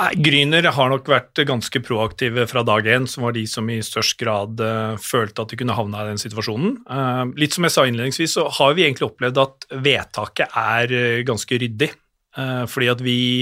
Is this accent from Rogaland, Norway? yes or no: no; Hamar, Innlandet, Norway; kommer jeg fra Hamar